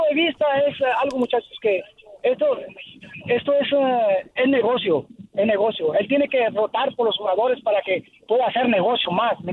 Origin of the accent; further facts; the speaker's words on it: Honduras; Yo, yo soy catracho medio